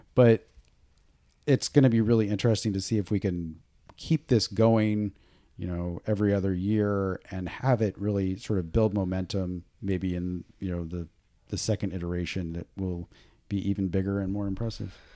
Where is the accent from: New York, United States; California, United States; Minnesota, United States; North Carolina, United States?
California, United States; Boonville; I grew up in Booneville, California, way out in the middle of nowhere.